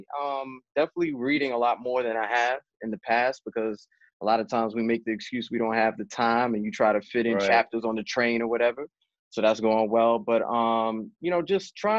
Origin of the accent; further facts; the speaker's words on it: New York City, New York, United States; I grew up in the South Bronx